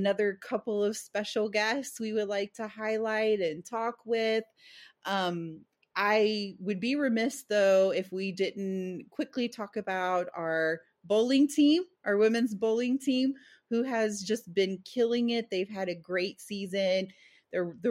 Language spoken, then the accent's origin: English; El Paso, Texas, United States; now in Nacogdoches, United States; I grew up in El Paso